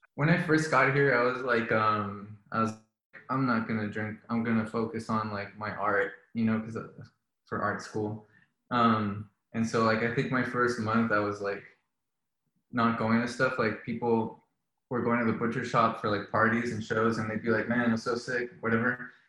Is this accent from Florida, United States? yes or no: yes; Miami, Florida, United States; moved away as an adult; also born or lived in Colombia / New England; I was born in Colombia and then uh, my family moved to Miami when I was four. So I grew up in um, in Miami